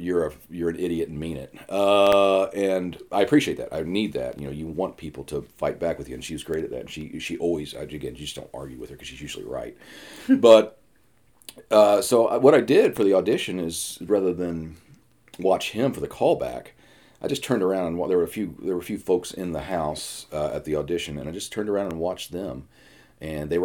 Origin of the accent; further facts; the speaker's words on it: Atlanta, Georgia, United States; now in New York, United States; I'm from Atlanta. I live in New York now